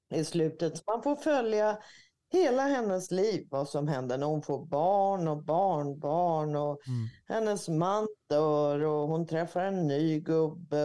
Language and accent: Swedish; Örebro, Örebro County, Sweden; Strax utanför Örebro där jag är född